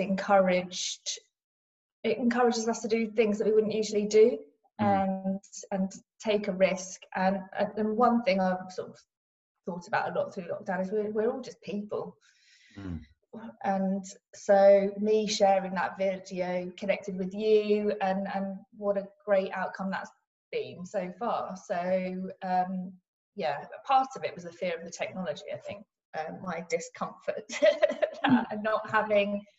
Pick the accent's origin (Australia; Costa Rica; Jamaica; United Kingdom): United Kingdom; Cambridge, East of England; also born or lived in Cornwall; So I'm from Cambridge. North Cambridge, so born and bred here